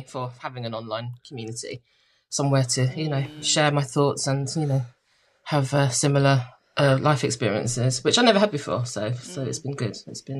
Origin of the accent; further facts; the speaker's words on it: Croydon, London, United Kingdom; moved away as an adult; also born or lived in Glasgow; I haven't lived in Croydon since I was 18. But yeah, that's kind of where I grew up.